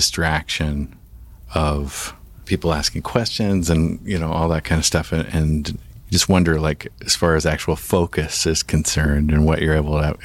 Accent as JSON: {"language": "English", "town": "Victoria", "region": "British Columbia", "country": "Canada", "said": "I'm from Victoria."}